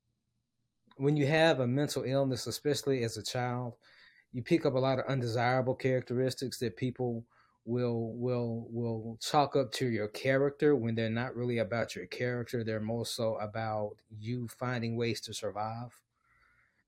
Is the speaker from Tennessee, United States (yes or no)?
yes; Memphis, Tennessee, United States; moved away as an adult; also born or lived in Dallas, Texas; my hometown of Memphis